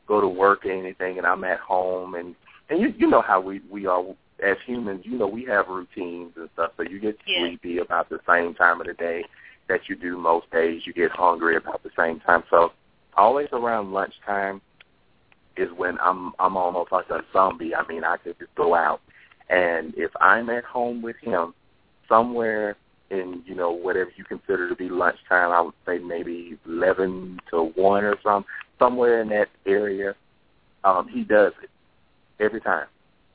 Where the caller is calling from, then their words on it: Texas, United States; I'm calling from Texas.